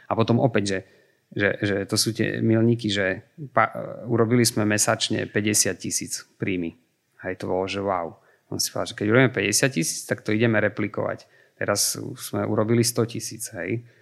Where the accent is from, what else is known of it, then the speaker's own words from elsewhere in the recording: eastern Slovakia, Slovakia; ja, ja som z východu